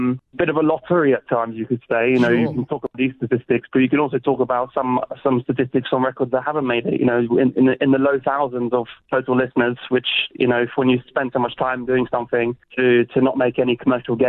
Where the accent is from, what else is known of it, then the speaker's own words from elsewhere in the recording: London, United Kingdom; moved away as an adult; now in Zurich, Switzerland; growing up in London